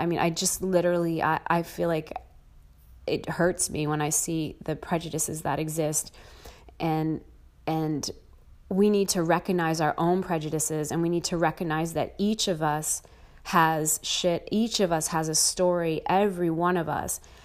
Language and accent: English; United States; I'm American